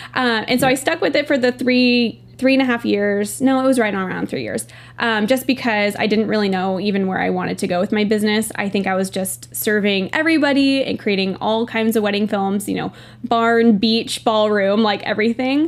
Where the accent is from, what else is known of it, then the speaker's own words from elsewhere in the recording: Northern California, United States; I'm from Northern California